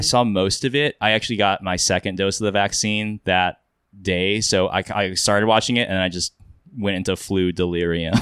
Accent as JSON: {"language": "English", "region": "Kansas", "country": "United States", "tie": "born or raised there", "moved": "yes", "lives_now": "Los Angeles, United States", "said": "I grew up in Kansas, um, now I live in L A, I do film"}